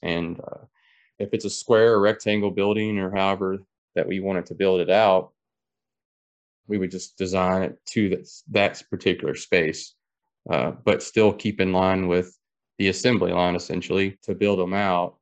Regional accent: Taylorsville Lake area, Kentucky, United States; born and raised in Kentucky, um, around Taylorsville Lake area

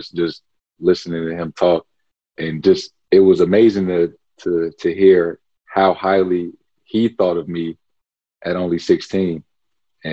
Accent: St. Louis, Missouri, United States; growing up in St. Louis.

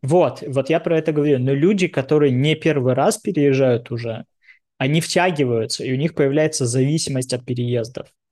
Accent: Dnipro, Dnipropetrovsk Oblast, Ukraine; also born or lived in Moscow, Russia / Tel Aviv, Israel; now in New York, United States; Когда я первый раз переезжал там, из Днепропетровска в Москву, для меня домом был Днепропетровск

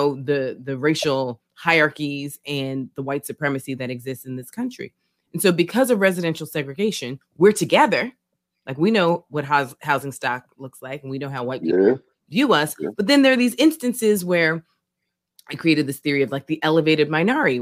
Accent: United States; also born or lived in Philadelphia, United States; I'm from New York and from Philly

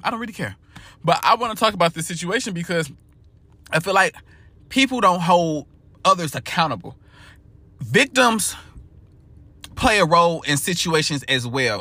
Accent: St. Louis, Missouri, United States; now in Houston, United States; I'm from Missouri, I'm from St. Louis, but I live in Houston, Texas

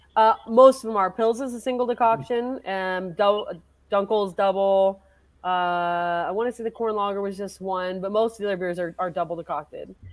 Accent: Colorado, United States; also born or lived in Michigan / Poughkeepsie, New York / Asheville, North Carolina; I grew up here in Colorado for the most part, uh, but I spent a little time in Michigan.

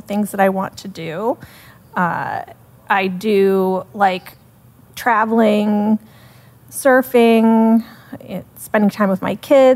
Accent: Sarasota, Florida, United States; moved away as an adult; also born or lived in Melbourne, Florida; my hometown, Sarasota

